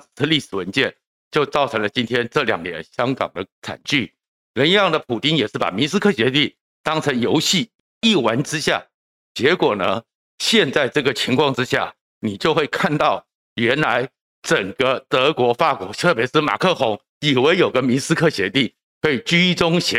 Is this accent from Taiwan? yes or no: yes; Taiwan; 台湾应该很庆幸，我们台湾人一直不相信一纸公文、一纸白纸黑字，它就会是一个确定保障